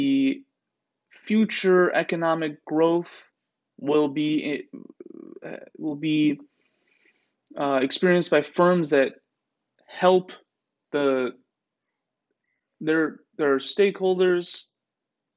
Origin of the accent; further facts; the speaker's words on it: United States; Aren't we so blessed to be Americans